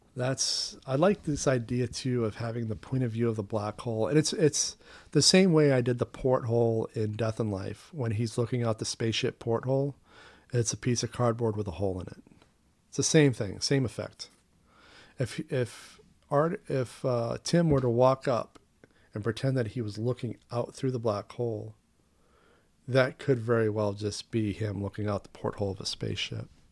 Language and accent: English; Maine, United States; moved away; my home state of Maine